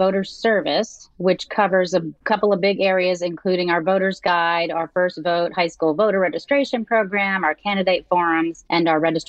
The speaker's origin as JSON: {"language": "English", "region": "small town in Pennsylvania", "country": "United States", "tie": "born or raised there", "also_born_or_lived": "Washington, D.C.", "moved": "as an adult", "lives_now": "Austin, United States", "said": "Well, I'm actually not from Texas. I'm from the Northeast, from a small town in Pennsylvania. I grew up in a town of about 3,000 folks, and I grew up on a farm."}